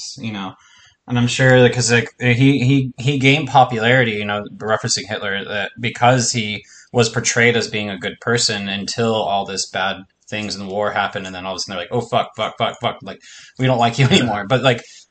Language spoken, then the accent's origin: English; Hawaii, Texas, United States; also born or lived in Kaneohe, Hawaii; now in Washington, United States; I grew up in Hawaii, but then lived grade school in Texas